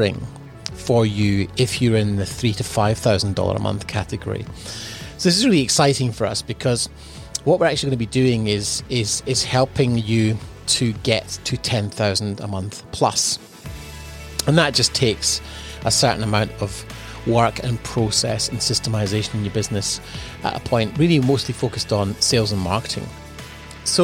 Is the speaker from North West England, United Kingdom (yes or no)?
no; Edinburgh, Scotland, United Kingdom; moved away as an adult; now in Australia; freezing cold growing up in Edinburgh